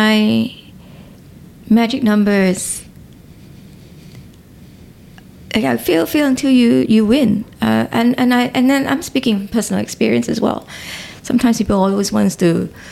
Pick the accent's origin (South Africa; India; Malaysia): Malaysia; Ipoh, Perak; Growing up in Ipoh